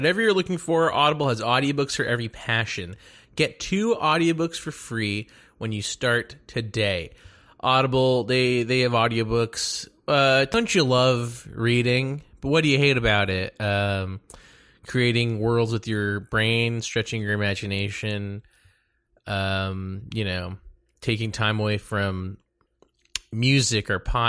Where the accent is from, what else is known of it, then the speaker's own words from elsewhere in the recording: Dallas, Texas, United States; Yeah. I'm from Dallas, Texas.